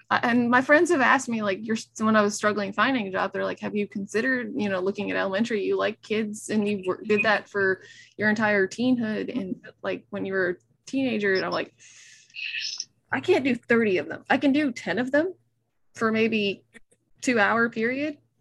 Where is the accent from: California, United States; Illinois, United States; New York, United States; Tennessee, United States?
Tennessee, United States; Nashville; I was raised in Nashville, being a city person.